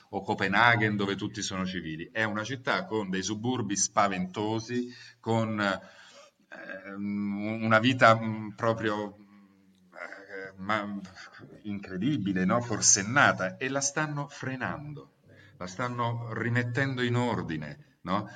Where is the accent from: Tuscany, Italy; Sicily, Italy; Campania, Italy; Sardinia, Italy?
Campania, Italy; Naples; now in Rome, Italy; mi sentivo cives romanus acquisito da napoletano